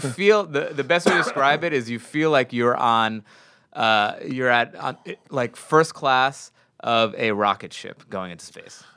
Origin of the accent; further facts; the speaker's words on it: New York, United States; I'm from New York